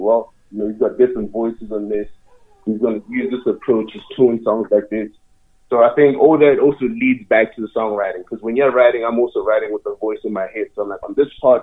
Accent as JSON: {"language": "English", "country": "Botswana", "tie": "born or raised there", "moved": "yes", "lives_now": "Calgary, Canada", "said": "I'm from Southern Africa"}